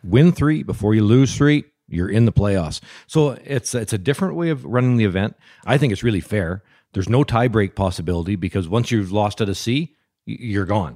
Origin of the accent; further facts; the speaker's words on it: Lougheed, Alberta, Canada; from my hometown of Lougheed